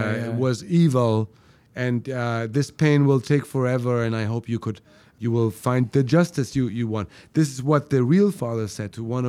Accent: Germany; Well, I was born and raised in Germany.

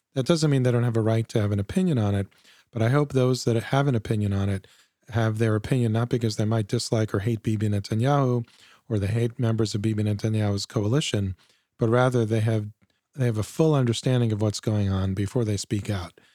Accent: United States; as an American Jew

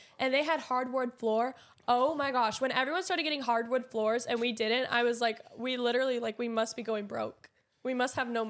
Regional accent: Dallas, Texas, United States; moved away; I grew up in Dallas.

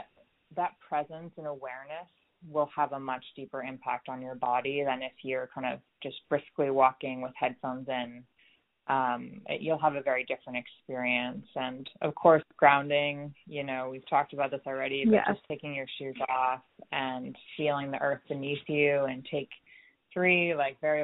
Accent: New York, United States; moved away as an adult; also born or lived in West Coast; I'm originally from New York

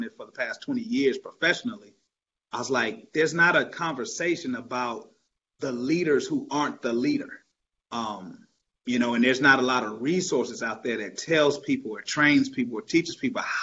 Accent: Detroit, Michigan, United States; I grew up in Detroit, Michigan, and so a big Motown baby

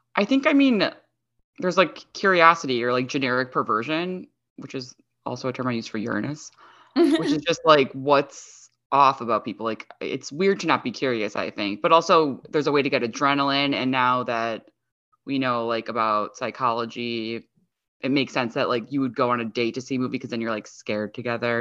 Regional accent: Chicago, Illinois, United States; I'm from Chicago

